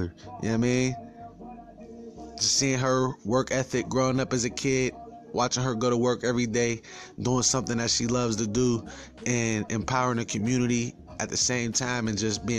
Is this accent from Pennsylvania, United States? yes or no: yes; Pittsburgh, Pennsylvania, United States; I'm from Pittsburgh.